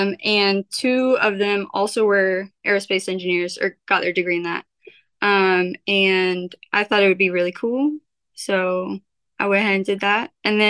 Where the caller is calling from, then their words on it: Rowlett, Texas, United States; I am in Rowlett, Texas.